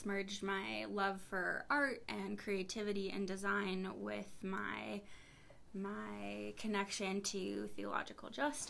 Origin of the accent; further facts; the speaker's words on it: Eveleth, Minnesota, United States; moved away; I grew up in northern Minnesota in a small town called Eveleth, which is where the U.S. Hockey Hall of Fame is.